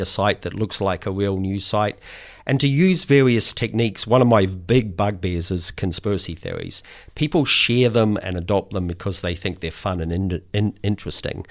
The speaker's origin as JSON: {"language": "English", "country": "New Zealand", "said": "I speak as a Kiwi"}